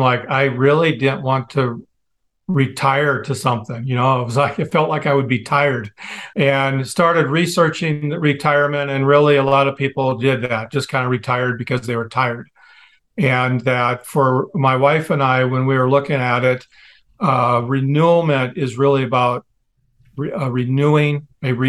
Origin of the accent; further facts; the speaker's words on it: Midwest, United States; I grew up in the Midwest